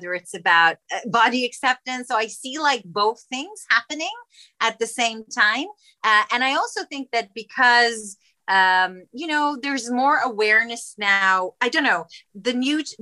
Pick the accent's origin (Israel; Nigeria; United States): Israel; moved away; I come from Israel originally